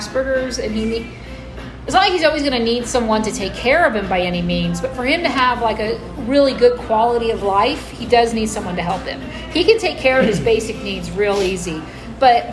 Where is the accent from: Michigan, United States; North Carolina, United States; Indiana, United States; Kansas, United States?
Kansas, United States; Wichita; Wichita, Kansas